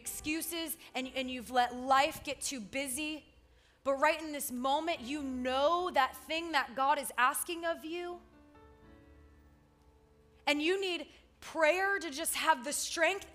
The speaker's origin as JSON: {"language": "English", "region": "South Florida", "country": "United States", "tie": "born or raised there", "said": "I grew up in South Florida"}